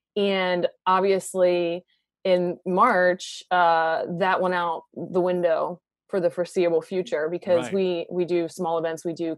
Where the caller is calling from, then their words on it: Baltimore, Maryland, United States; I'm calling from just outside of Baltimore.